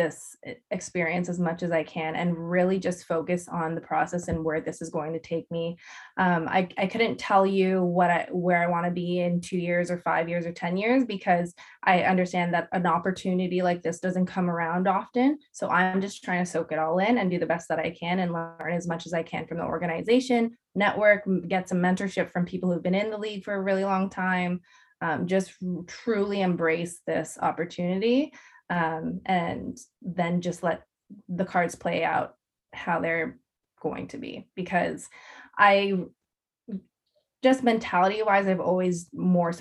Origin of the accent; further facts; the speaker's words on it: Ontario, Canada; the 905, which is my hometown